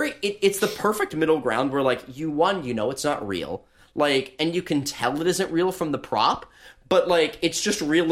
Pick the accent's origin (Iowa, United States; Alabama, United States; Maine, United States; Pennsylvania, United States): Alabama, United States; born or raised there; moved away